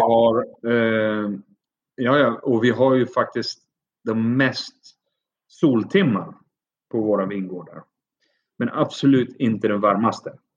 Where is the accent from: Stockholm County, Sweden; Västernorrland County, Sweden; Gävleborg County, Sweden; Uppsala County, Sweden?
Uppsala County, Sweden; Uppsala; moved away as an adult; also born or lived in Athens, Greece; now in Crete, Greece; Jag är född och uppvuxen i Sverige med en mamma som är svenska och pappa som är från Iran. Ja. Uh, född och uppvuxen i, i Uppsala.